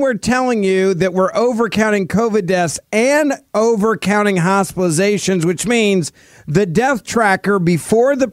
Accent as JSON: {"language": "English", "town": "Memphis", "region": "Tennessee", "country": "United States", "tie": "born or raised there", "said": "my hometown of Memphis"}